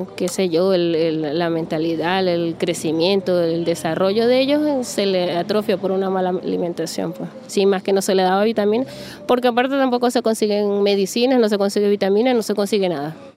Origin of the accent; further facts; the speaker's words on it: El Tigre, Anzoátegui, Venezuela; moved away as an adult; now in Brazil; vengo del Tigre, estado Suárez